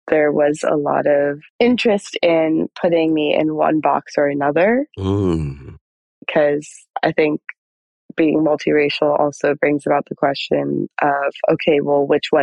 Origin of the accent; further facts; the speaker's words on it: United States; growing up in America like that and being Israeli